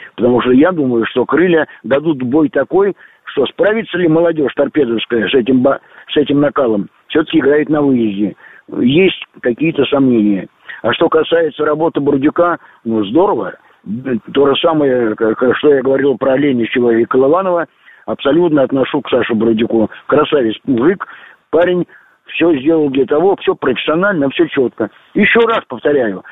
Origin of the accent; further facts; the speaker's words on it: Moscow, Russia; я сам москвич